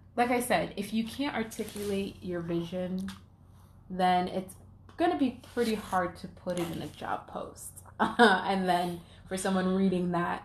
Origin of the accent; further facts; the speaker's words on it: New York, United States; now in Atlanta, United States; I'm from New York